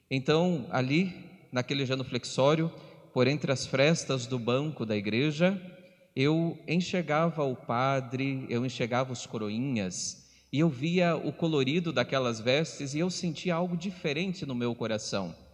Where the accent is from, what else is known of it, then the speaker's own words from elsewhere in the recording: Telêmaco Borba, Paraná, Brazil; Sou natural da cidade de Telemaco Borba